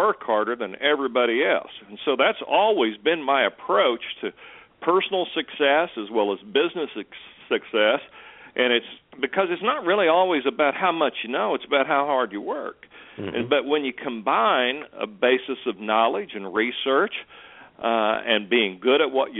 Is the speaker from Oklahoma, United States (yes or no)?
yes; Muskogee, Oklahoma, United States; I grew up dirt poor in Muskogee, Oklahoma